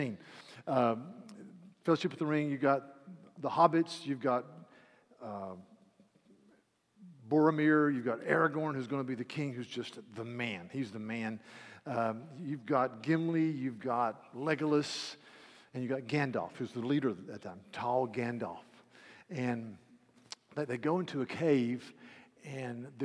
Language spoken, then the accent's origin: English; East Coast, United States; I'm from the East Coast